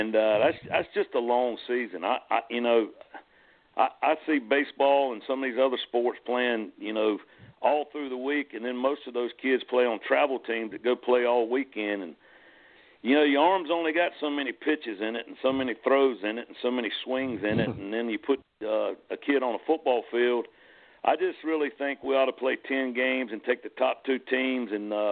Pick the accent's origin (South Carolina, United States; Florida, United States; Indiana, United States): South Carolina, United States; York; I was born and raised in York, played at York